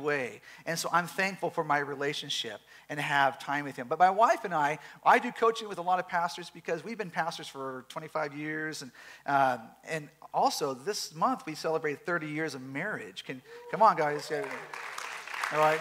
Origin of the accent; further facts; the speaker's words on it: Southern California, United States; We are from Southern California